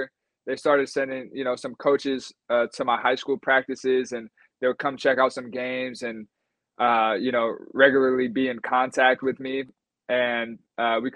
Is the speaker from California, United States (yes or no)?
yes; Sacramento, California, United States; also born or lived in Folsom, California / Greece / Los Angeles; end up back in my hometown